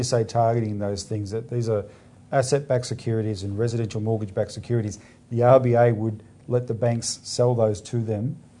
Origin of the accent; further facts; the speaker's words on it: Melbourne, Victoria, Australia; I'm from Melbourne, like you, Philip